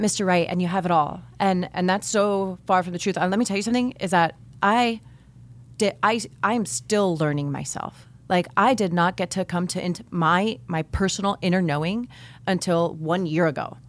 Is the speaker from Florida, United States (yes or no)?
yes; Miami, Florida, United States; I grew up here in Miami